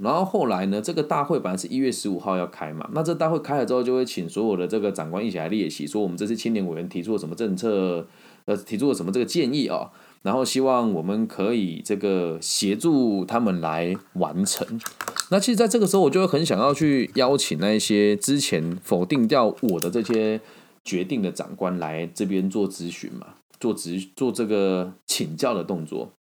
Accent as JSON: {"language": "Chinese", "town": "Yuanlin", "region": "Changhua County", "country": "Taiwan", "tie": "born or raised there", "said": "因为在这个地方嘛，在我的故乡"}